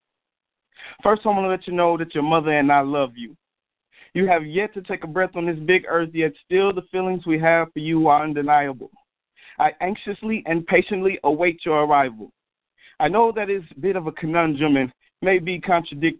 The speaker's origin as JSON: {"language": "English", "town": "Jonesboro", "country": "United States", "moved": "yes", "said": "I'm originally from Jonesboro"}